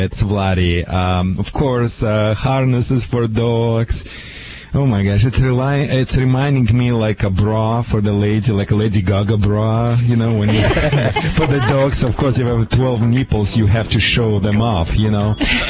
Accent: Michigan, United States; now in California, United States; See, I'm from Michigan, as you know.

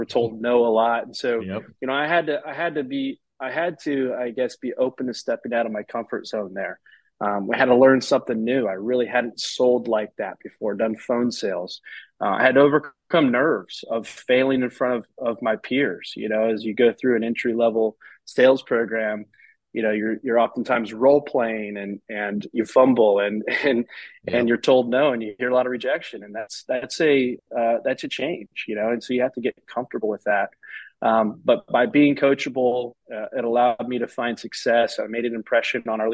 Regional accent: Central Illinois, United States; moved away as an adult; also born or lived in Phoenix; Growing up in Central Illinois, I loved being there.

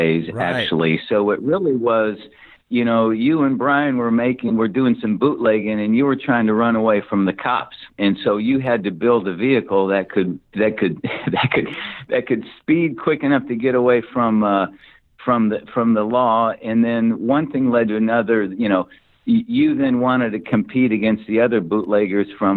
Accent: Bettendorf, Iowa, United States; moved away; also born or lived in Davenport, Iowa; I grew up in Iowa and born and raised in Bettendorf, Iowa.

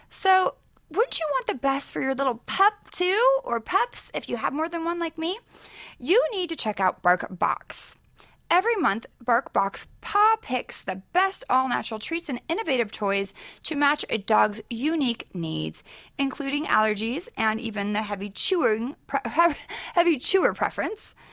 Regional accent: Sacramento, California, United States; born or raised there; now in Los Angeles, United States

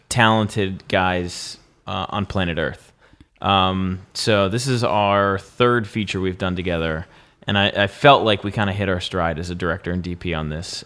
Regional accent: Pennsylvania, United States; I'm from Pennsylvania

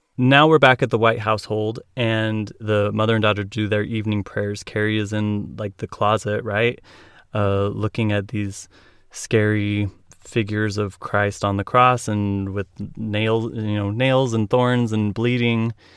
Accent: Utah, United States; Born and raised in Utah

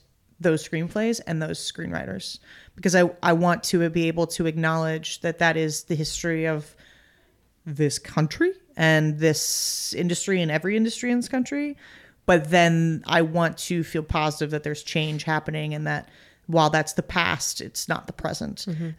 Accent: United States; but screenplays are hard because I'm American. I can't read in a foreign language.

